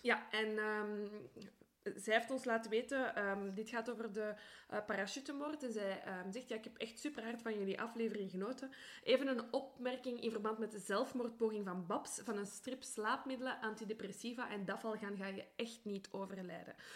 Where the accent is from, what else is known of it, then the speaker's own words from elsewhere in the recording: Brussels, Brussels-Capital Region, Belgium; also born or lived in Antwerp; Ik ben van Brussel